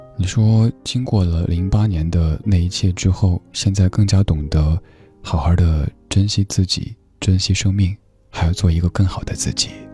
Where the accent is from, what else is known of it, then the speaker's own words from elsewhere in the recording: Chengdu, Sichuan, China; now in Beijing, China; 就像我家乡成都的感觉一样